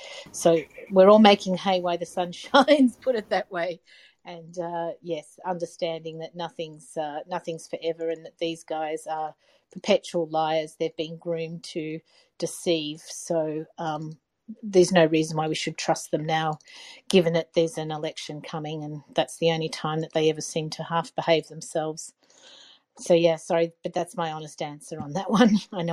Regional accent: Australia; I'm from Australia.

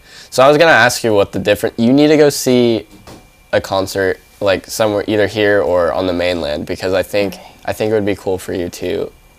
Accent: San Diego, California, United States; now in Hawaii, United States; I'm from San Diego, and we have a very diverse culture of, like, you know, Filipino.

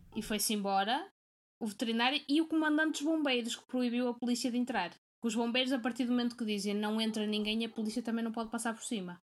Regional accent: Porto, Norte, Portugal; now in Braga, Portugal; Volto à base, que é no Porto, que foi onde eu, fui cresci, eh, onde eu cresci e, e fui criada

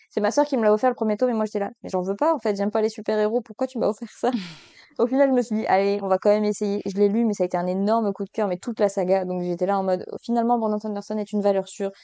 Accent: Belgium; je suis belge

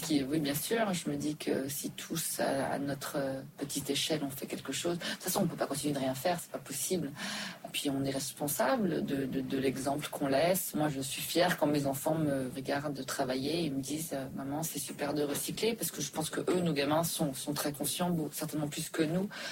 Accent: Switzerland; also born or lived in Dubai, United Arab Emirates / New York, United States; now in Paris, France; j'ai grandi en Suisse

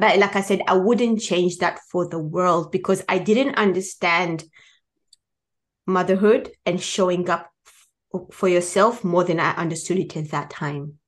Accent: Tanzania; moved away as an adult; I was born in Tanzania

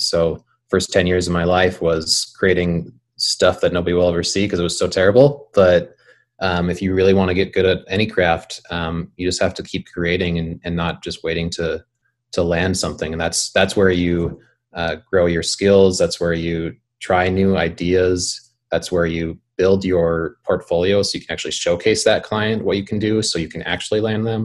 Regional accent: Bismarck, North Dakota, United States; I grew up in Bismarck

